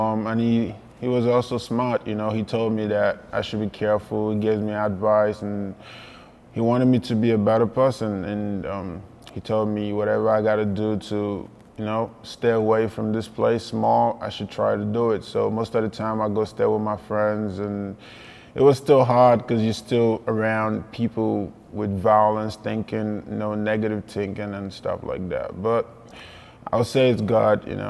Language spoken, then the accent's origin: English; Lagos, Nigeria; now in Oregon, United States; I grew up in Lagos, Barigo, one of the most violent places in Nigeria